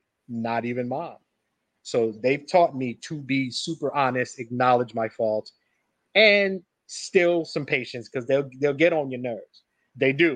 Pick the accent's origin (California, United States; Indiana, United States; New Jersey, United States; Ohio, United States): New Jersey, United States; we're from New Jersey